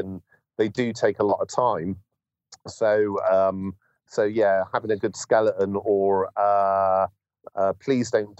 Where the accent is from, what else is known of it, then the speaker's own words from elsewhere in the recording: Bristol, South West England, United Kingdom; my hometown of Bristol